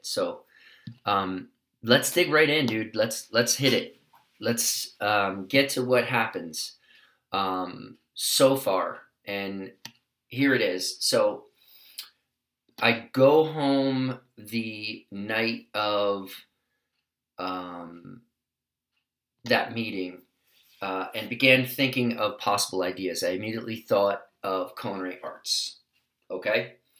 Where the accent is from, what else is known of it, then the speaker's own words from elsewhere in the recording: New York City, New York, United States; now in California, United States; I come from New York City